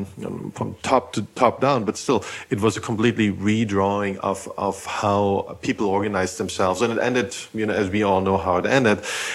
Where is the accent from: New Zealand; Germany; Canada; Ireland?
Germany; eastern Germany; moved away; I grew up in Germany, and I grew up a lot with Marxism. I grew up in Eastern Germany